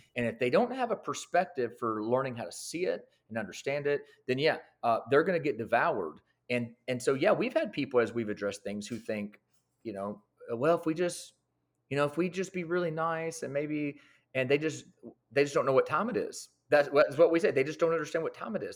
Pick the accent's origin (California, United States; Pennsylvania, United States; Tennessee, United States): Tennessee, United States; Lebanon; I am actually born and raised in the same town that I pastor in. So, from Lebanon, Tennessee